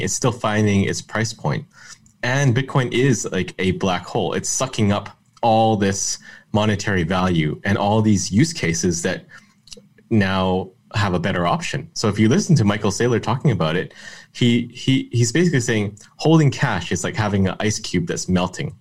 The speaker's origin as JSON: {"language": "English", "country": "Canada", "said": "I'm Canadian"}